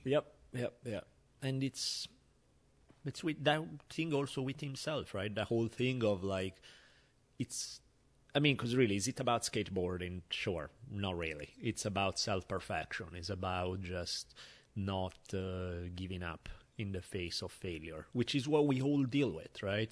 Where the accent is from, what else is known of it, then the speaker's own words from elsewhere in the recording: Milan, Lombardy, Italy; moved away; growing up in Italy on the subway, basically, where, you know, I was traveling in Milan on the subway all the time